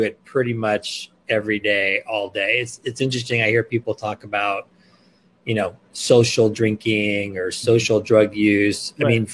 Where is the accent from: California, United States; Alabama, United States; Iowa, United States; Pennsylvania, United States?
California, United States; Los Angeles; moved away as an adult; also born or lived in New York; I was born and raised in Los Angeles